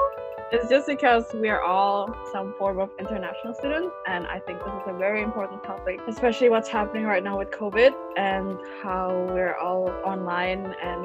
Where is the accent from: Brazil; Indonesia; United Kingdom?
Indonesia; moved away as an adult; now in Toronto, Canada; So I'm also Indonesian.